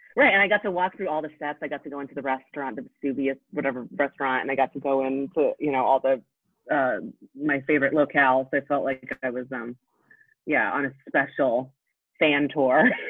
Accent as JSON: {"language": "English", "region": "Indiana", "country": "United States", "tie": "born or raised there", "also_born_or_lived": "Poland", "moved": "as an adult", "lives_now": "Brooklyn, United States", "said": "I grew up in Indiana. I'm actually, I was born in Poland, like Dorota, but then I came and to the US when I was a little kid and I grew up in Indiana"}